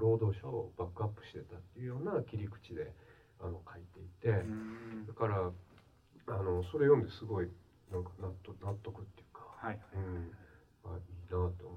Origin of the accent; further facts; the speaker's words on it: Kobe, Hyogo, Japan; 私はまあ神戸の生まれ育ちなんです